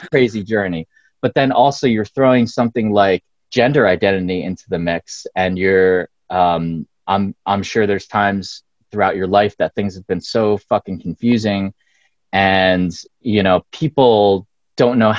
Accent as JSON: {"language": "English", "region": "Pennsylvania", "country": "United States", "tie": "born or raised there", "also_born_or_lived": "San Francisco", "moved": "yes", "said": "I grew up mostly in Pennsylvania"}